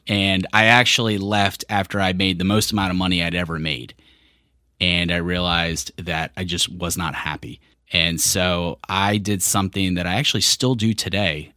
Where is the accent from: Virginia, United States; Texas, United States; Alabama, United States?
Virginia, United States; Richmond; moved away as an adult; also born or lived in California; I grew up in Richmond, but I was born in California.